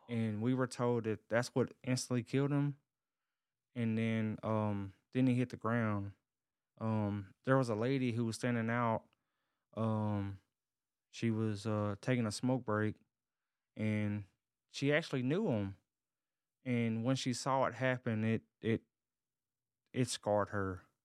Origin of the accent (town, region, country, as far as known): Covington, Tennessee, United States; born or raised there; now in Dallas-Fort Worth area, United States